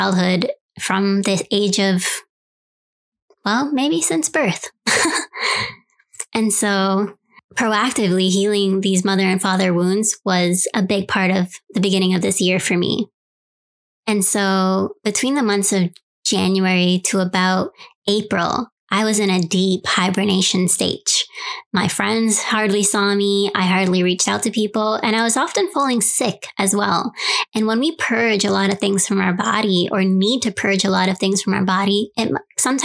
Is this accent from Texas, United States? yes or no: no; New York City, New York, United States; moved away; my hometown, New York City